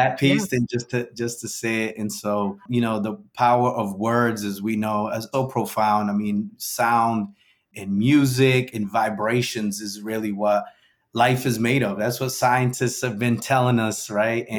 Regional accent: New Bedford, Massachusetts, United States; also born or lived in Guinea-Bissau; I grew up in New Bedford, although I was born in Guinea-Bissau, West Africa, to Cape Verdean parents

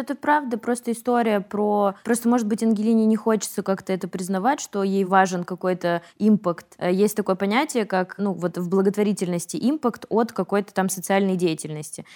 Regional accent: Yaroslavl, Yaroslavl Oblast, Russia; мы с Вероничкой из Ярославля

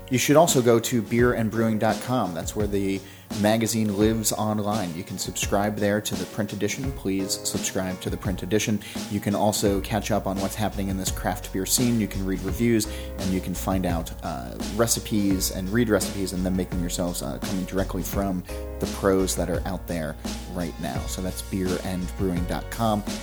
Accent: Australia; I'm Australian.

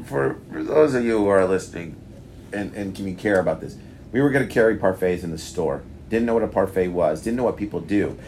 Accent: New York, United States; accent: New York; moved away; my New York accent comes out

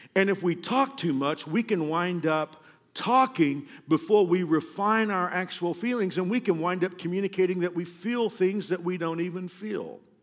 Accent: Kansas, United States; we're all from Kansas

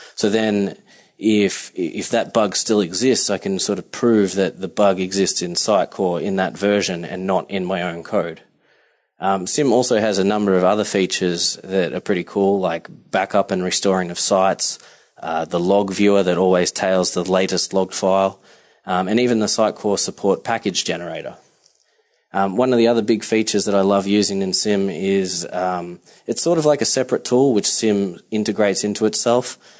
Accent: Melbourne, Victoria, Australia; moved away as an adult; now in New York City, United States; I'm coming to you from the Upper West Side in New York City, um, but I am originally from Melbourne, Australia. So I've been here for about three years, um, and as you can tell, this isn't your typical Manhattan accent.

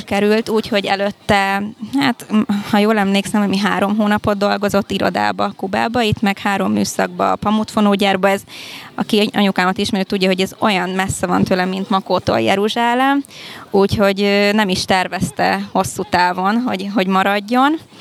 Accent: Hungary; first language Hungarian, Spanish; also born or lived in Cuba; én félig kubai vagyok, az anyukám kubai, az apukám magyar. Én itt születtem már Magyarországon

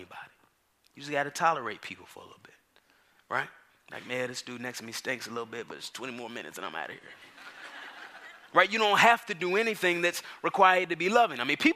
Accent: Dallas, Texas, United States; now in Atlanta, United States; I grew up in Dallas, Texas.

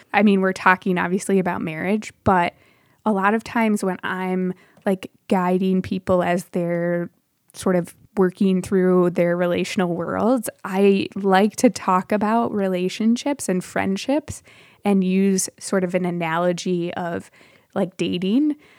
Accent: Michigan, United States; moved away as an adult; also born or lived in Chicagoland; now in Chicago, United States; I grew up in Michigan primarily and moved down to Chicagoland for university

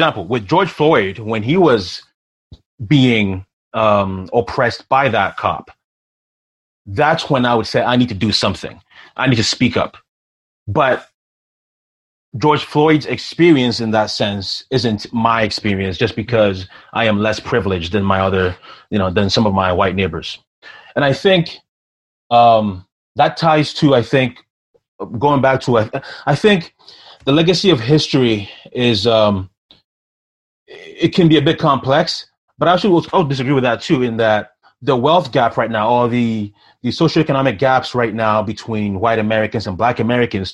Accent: Ghana; now in Canada; I'm from Ghana originally

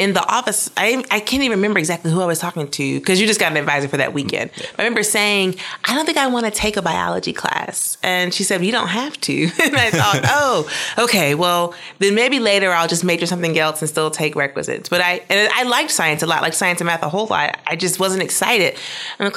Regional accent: Mississippi, United States; moved away; I grew up in Mississippi

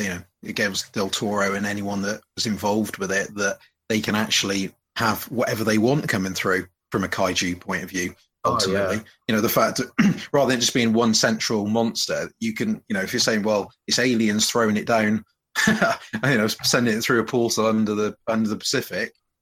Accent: United Kingdom; from Britain, or Britain, as it's otherwise known. Or United Kingdom.

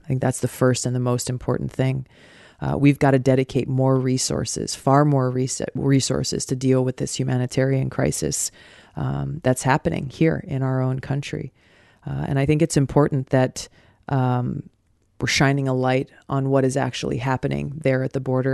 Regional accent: Hawaii, United States; Growing up in Hawaii

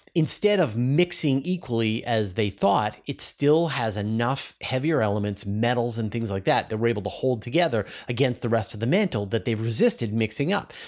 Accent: Canada; accent: Canadian; my Canadian accent. I'm Canadian. I have an accent

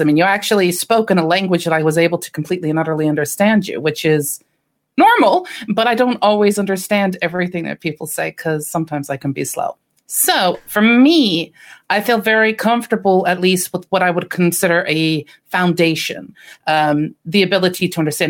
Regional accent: United States; as an American

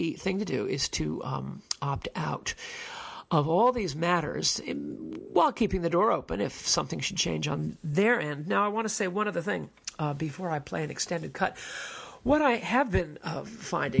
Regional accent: New York, United States; I was born and reared in New York

